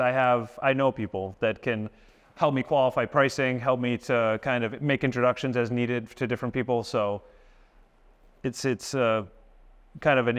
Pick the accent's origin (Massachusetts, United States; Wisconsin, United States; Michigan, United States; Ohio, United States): Massachusetts, United States; Boston; also born or lived in South Florida; we're both from Massachusetts, the Boston area, and we both have a history in the construction trade.